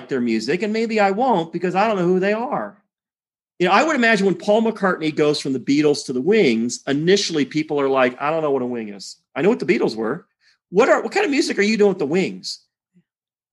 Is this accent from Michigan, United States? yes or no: yes; Detroit, Michigan, United States; moved away as an adult; I grew up in Detroit